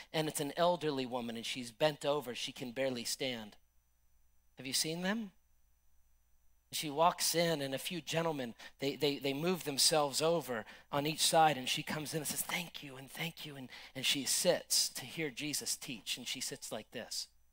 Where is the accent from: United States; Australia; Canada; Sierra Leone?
United States; I love my country. I support my country. I'm an American